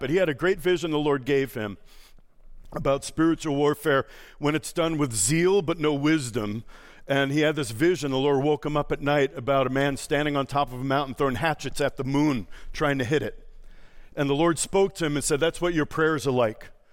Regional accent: New York, United States; moved away; also born or lived in Boston; I'm from New York, I lived in Boston.

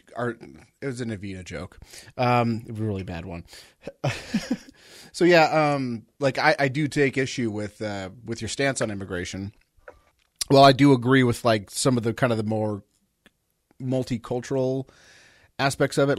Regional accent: Southern California, United States; I grew up in Southern California

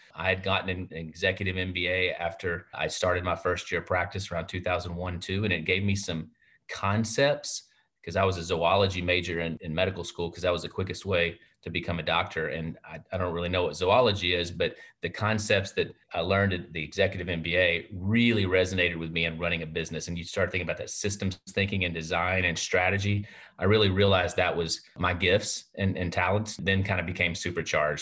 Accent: Hillsboro, Texas, United States; I was born in Hillsboro, Texas, and there's only three doctors there

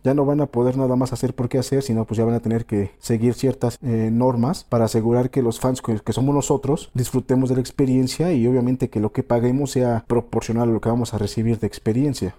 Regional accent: Mexico; Aquí en mi ciudad natal

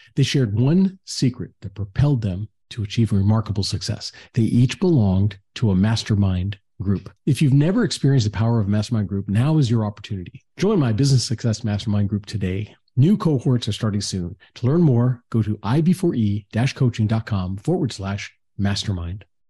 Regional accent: Atlanta, Georgia, United States; people from my hometown

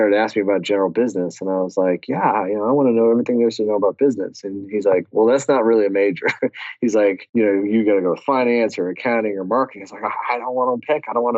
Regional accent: San Antonio, Texas, United States; Yeah, I'm from San Antonio, but happen to be speaking to you today from AF Group headquarters in Lansing, Michigan.

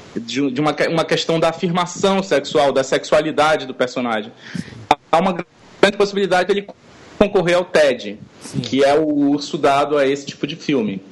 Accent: the Amazon, North Region, Brazil; mostrar isso com o sotaque da gente de lá, com o jeito da gente de lá, com a cara que a gente tem de lá

